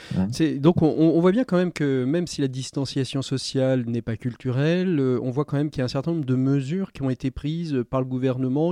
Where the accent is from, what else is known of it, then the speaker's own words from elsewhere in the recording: France; chez nous en France, confinés